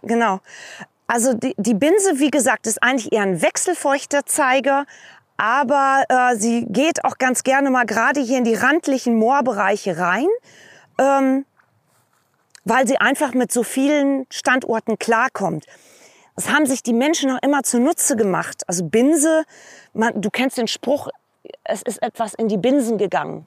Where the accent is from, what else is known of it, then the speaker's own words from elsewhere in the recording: Vreden, North Rhine-Westphalia, Germany; now in Twist, Germany; Ich komme aus der nächsten Moorregion, auch im holländisch-deutschen Grenzraum, ähm, gebürtig aus Freten